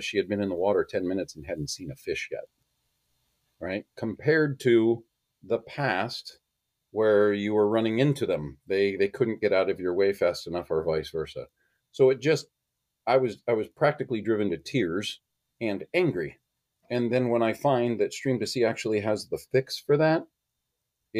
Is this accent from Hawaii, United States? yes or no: yes; Hawaii, United States; moved away; when I grew up in Hawaii, I went to Hanama Bay weekly